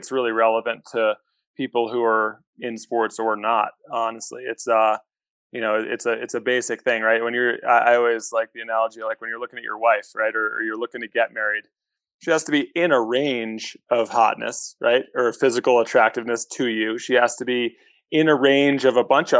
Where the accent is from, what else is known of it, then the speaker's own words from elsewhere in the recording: New Hampshire, United States; I was born and raised in New Hampshire